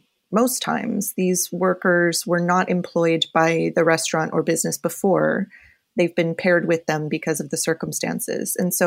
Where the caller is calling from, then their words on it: New York City, New York, United States; I am calling from my apartment in Windsor Terrace, Brooklyn, so just south of Prospect Park, which is a very busy zone.